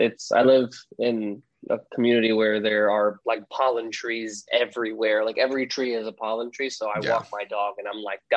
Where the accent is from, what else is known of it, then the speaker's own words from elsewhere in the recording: New York, United States; I didn't want to end the episode as a New Yorker